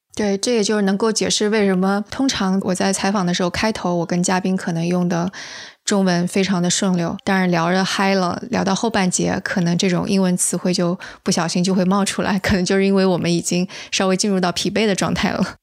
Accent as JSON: {"language": "Chinese", "country": "China", "moved": "yes", "lives_now": "United States", "said": "同样我们都是从中国来的"}